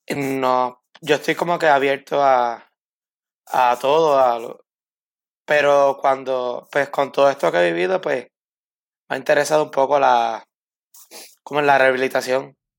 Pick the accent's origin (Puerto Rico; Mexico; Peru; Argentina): Puerto Rico; Camuy; also born or lived in Arecibo, Puerto Rico / Mayagüez, Puerto Rico; yo nací en Arecibo, Puerto Rico, eh, en el año 1995. Pero pues mi familia todos son de Camuy y me crié en Camuy.